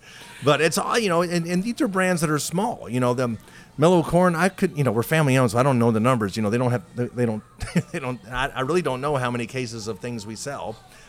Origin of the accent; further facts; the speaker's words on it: Louisville, Kentucky, United States; I'm born and raised in Louisville, Kentucky, so it's nice to work at a hometown company with hometown folks.